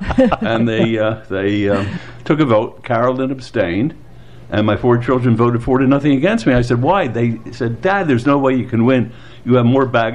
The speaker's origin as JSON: {"language": "English", "town": "Philadelphia", "region": "Pennsylvania", "country": "United States", "tie": "born or raised there", "moved": "as an adult", "lives_now": "Las Vegas, United States", "said": "I was born in Philadelphia, Pennsylvania, and was educated back there."}